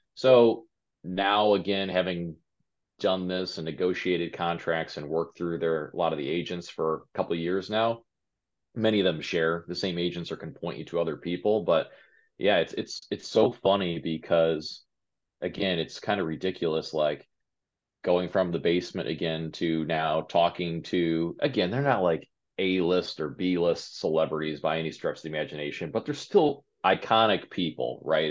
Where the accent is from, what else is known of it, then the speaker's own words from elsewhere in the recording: Westlake, Ohio, United States; also born or lived in California; now in Cleveland, United States; We're Cleveland natives. Um, just she grew up in Brooklyn, I grew up in Westlake